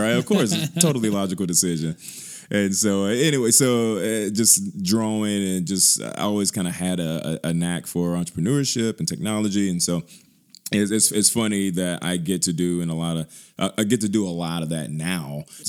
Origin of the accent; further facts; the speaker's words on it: Birmingham, Alabama, United States; Born and bred, product of Birmingham. I grew up on the West Side for a few years, moved all over Birmingham, Homewood area, Lakeshore, Hoover, you name it.